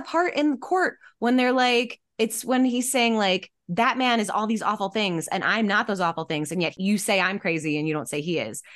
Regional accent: Michigan, United States; I'm from Michigan

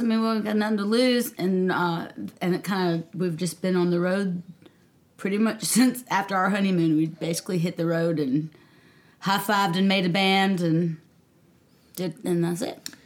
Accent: Nashville, Tennessee, United States; moved away as an adult; also born or lived in Mississippi; now in Charleston, United States; I grew up in Nashville, Tennessee, via Mississippi

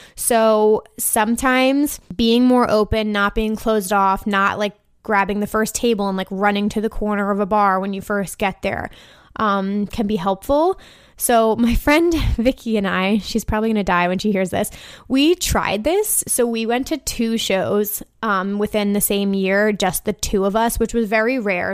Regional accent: New York City, New York, United States; I'm from the New York City area

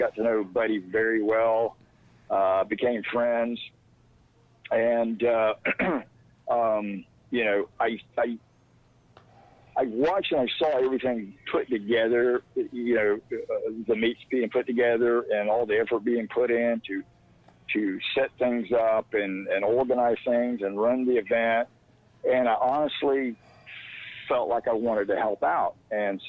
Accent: Jacksonville, Florida, United States; I'm from Jacksonville, Florida

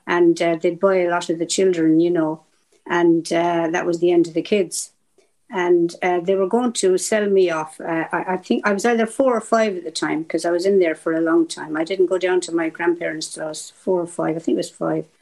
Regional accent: southeast Ireland, Ireland; also born or lived in Cork; now in Manchester, United Kingdom; I'm from Ireland. I'm from yeah. the Southern Ireland, southeast. I was oh. bred, born, and raised by the sea on the coast

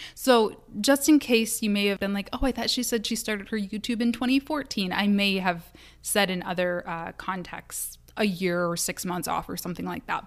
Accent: Kalamazoo, Michigan, United States; Kalamazoo, which is my hometown

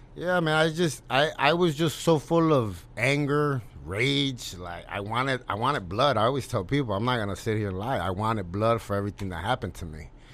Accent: United States; also born or lived in Mexico; I grew up in the United States

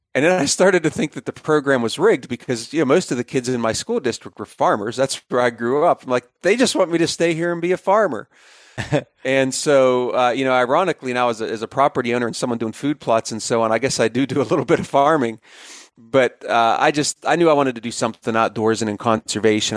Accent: Pennsylvania, United States; moved away as an adult; also born or lived in Bismarck, North Dakota / Columbus, Ohio; I'm, I'm a native Pennsylvanian

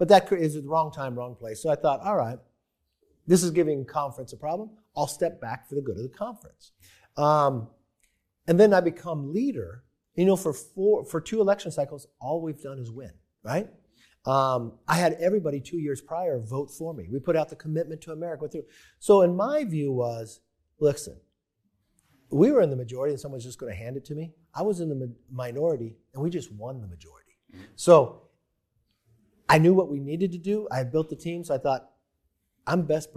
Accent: Bakersfield, California, United States; I'm from Bakersfield, California. I'm Irish and Italian. My father was a firefighter.

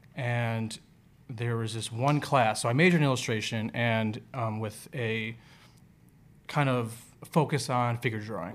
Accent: Chicago, Illinois, United States; I'm from Chicago

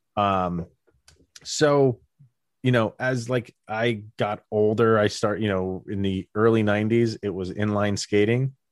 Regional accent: Albany area, New York, United States; we had the Albany Colony Yankees, which was, like, massive. Like, some of the big name guys, like, came through where I lived

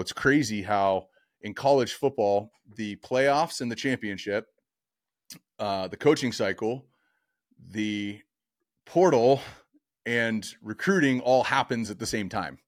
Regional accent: Orange County, California, United States; growing up in Orange County playing quarterback

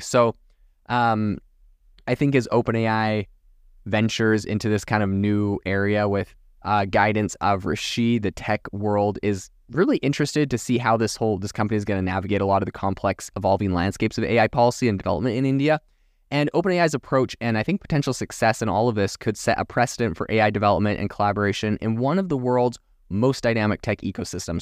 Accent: Vancouver Island, British Columbia, Canada; moved away; I come from Vancouver Island, near Vancouver

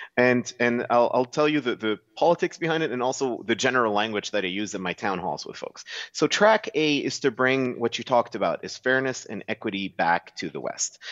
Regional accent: Dubai, United Arab Emirates; moved away as an adult; now in Alberta, Canada; born and raised in Dubai, pretty much as city kids

